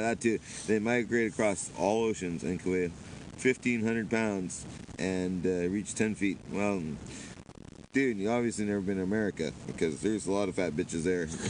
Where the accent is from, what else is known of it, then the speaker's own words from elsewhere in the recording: Canada; also born or lived in Vancouver; now in Japan; I'm from Canada